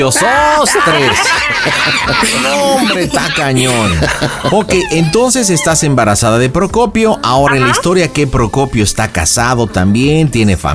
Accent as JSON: {"language": "Spanish", "town": "León", "region": "Guanajuato", "country": "Mexico", "said": "Porque, pues yo soy de los de León, pero pues soy güerillo y ojo claro"}